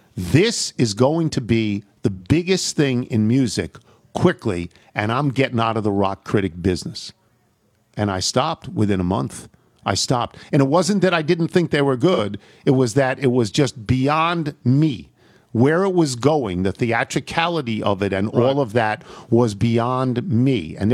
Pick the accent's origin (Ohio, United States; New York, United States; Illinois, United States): Illinois, United States; Normal; now in Charlotte, United States; I grew up in Normal, Illinois, which is the hometown of Dave Kindred, I add. So we were